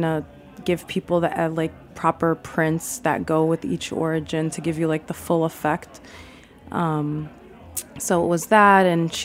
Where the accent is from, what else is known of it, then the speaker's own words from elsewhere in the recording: New York City, New York, United States; I was raised in Queens